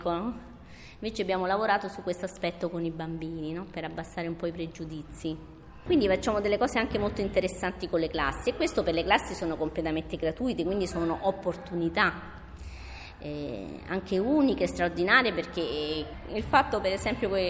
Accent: Pantelleria, Sicily, Italy; io sono migrante anche io perché vengo da Mantelleria, sono una, una piccola isola del Mediterraneo

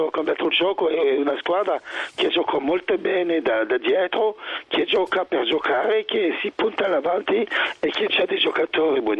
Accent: Switzerland; sono, sono, svizzero.

